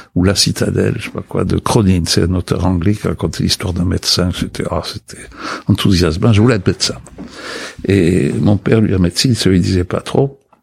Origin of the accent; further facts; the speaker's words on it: Pauillac, Nouvelle-Aquitaine, France; moved away as an adult; also born or lived in Texas, United States; j'étais parti à 18 ans, en 53, j'ai quitté Poyac en 53, avec l'idée que je remettrais jamais plus les pieds dans ce pays pourri